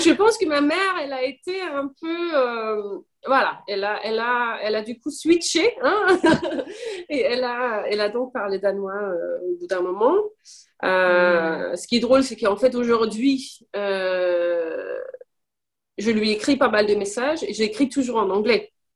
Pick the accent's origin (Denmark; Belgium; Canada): Denmark; Copenhagen, Capital Region of Denmark; first language Danish and English; French is a second language; moved away as an adult; also born or lived in Paris, France; now in Switzerland; Je suis née au Danemark, à Copenhague. Et j'ai vécu à peu près 19-20 ans au Danemark.